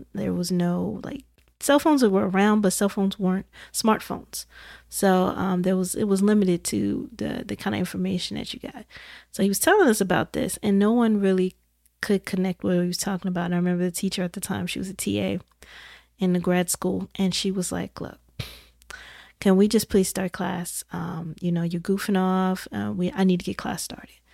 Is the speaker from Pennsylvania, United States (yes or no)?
no; Indiana, United States; I'm from Indiana, so I was all the way in the Midwest